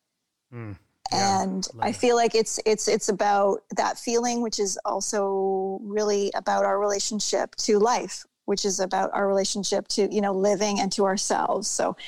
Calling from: Ontario, Canada; Yeah. I'm in Ontario, Canada.

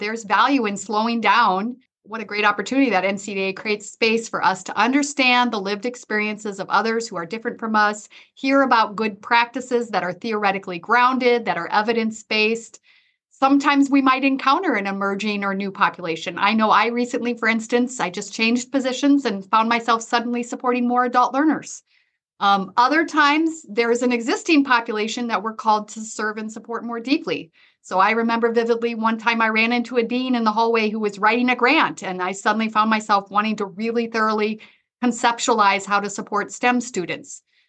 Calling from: Sioux Falls, South Dakota, United States; And I am joining you from Sioux Falls, South Dakota, where I oversee career services and advising.

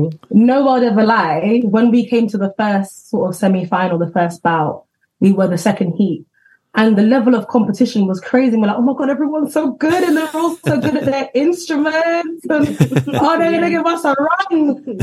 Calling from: London, United Kingdom; And I'm …. We're sisters. We're joining you from Northwest London.

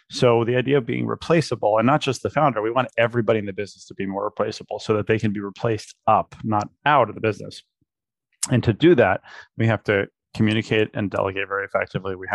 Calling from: Princeton, New Jersey, United States; I'm in Princeton, New Jersey.

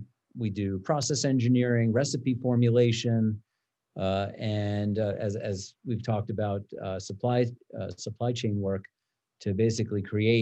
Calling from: Broomfield, Colorado, United States; Zooming in from the Kitchen Coop offices in Broomfield, Colorado.

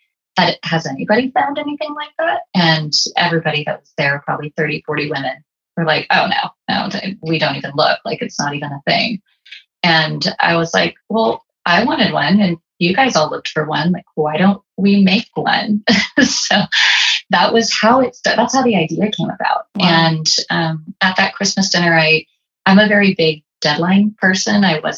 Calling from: Las Vegas, Nevada, United States; here I am calling in from Las Vegas

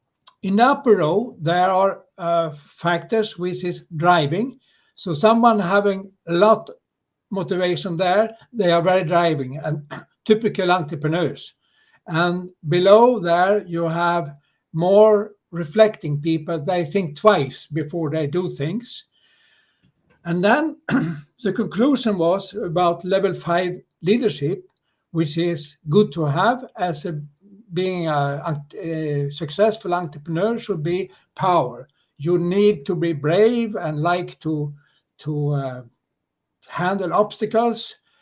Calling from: Stockholm, Stockholm County, Sweden; I'm calling from Stockholm in Sweden.

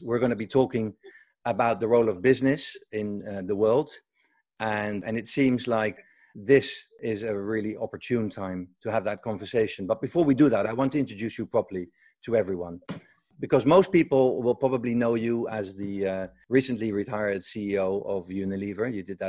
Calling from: Woodstock, New York, United States; Well, I'm calling in from Woodstock, New York.

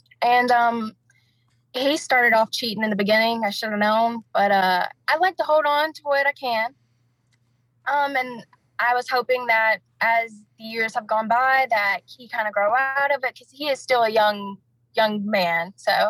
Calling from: Anderson, South Carolina, United States; I'm calling from Anderson, South Carolina.

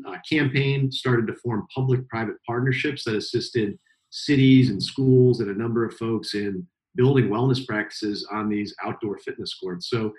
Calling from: San Francisco, California, United States; And I'm calling in from San Francisco, a little bit cooler usually than Texas

